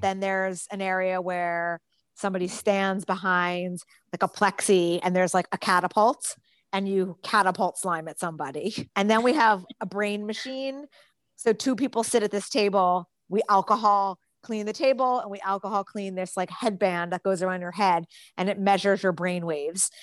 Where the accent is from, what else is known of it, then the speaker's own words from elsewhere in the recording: New Jersey, United States; I grew up in New Jersey